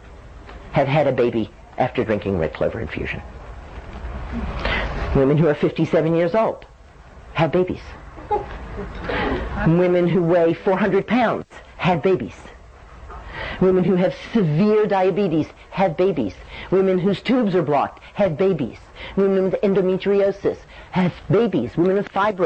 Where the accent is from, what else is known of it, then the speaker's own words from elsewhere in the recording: Dallas, Texas, United States; I grew up in Dallas in the 50s